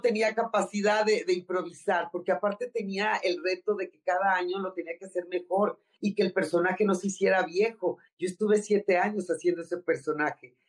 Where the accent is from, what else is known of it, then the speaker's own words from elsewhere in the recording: Tampico, Tamaulipas, Mexico; moved away as an adult; now in Mexico City, Mexico; Yo soy de Tampico, Tamaulipas.